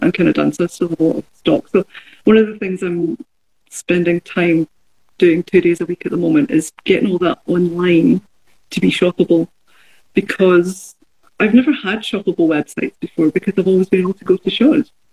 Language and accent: English; Glasgow, Scotland, United Kingdom; moved away; I, I grew up in Glasgow